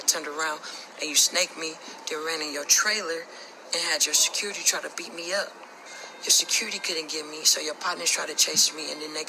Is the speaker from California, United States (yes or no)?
yes; Oakland, California, United States; I'm a nigga from Oakland, California